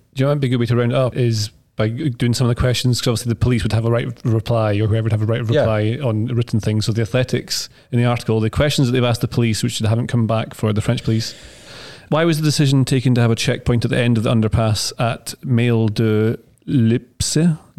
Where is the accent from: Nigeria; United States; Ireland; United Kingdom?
United Kingdom; Scotland; I get to say I'm Scottish